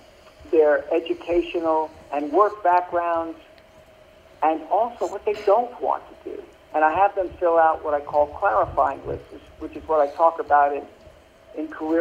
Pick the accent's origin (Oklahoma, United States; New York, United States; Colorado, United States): New York, United States; Brooklyn; Well, I grew up in Brooklyn, New York.